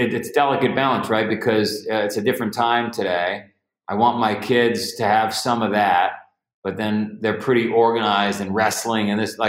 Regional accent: New York City, New York, United States; I grew up in Ground Zero for Goodfellas, so the Varios lived across the street

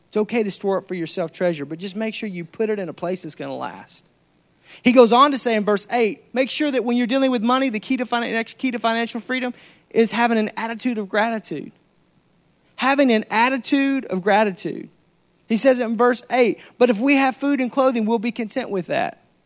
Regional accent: Arkansas, United States; I'm from Arkansas

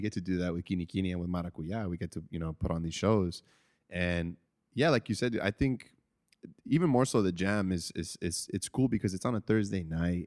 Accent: Chula Vista, California, United States; I grew up in Benita, but I spent a lot of time in West Chula 'cause that's where I went to, like, elementary school

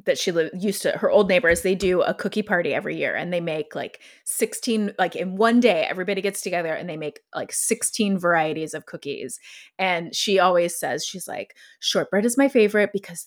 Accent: Ohio, United States; I'm from Ohio

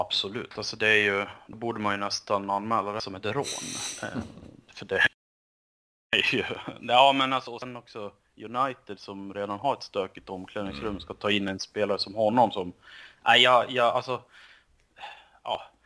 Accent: Sweden; som svensk

